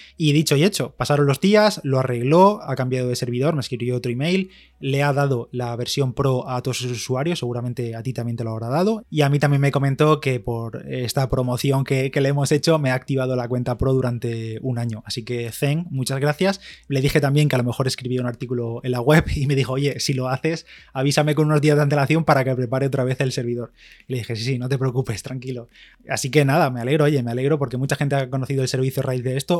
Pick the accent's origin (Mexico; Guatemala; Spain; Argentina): Spain; soy de España